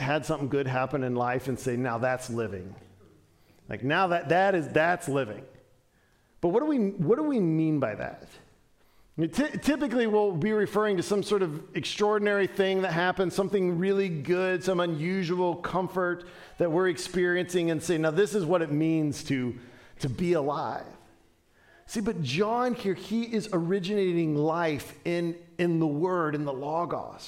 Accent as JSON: {"language": "English", "town": "Dayton", "region": "Ohio", "country": "United States", "tie": "born or raised there", "said": "growing up in Dayton, Ohio"}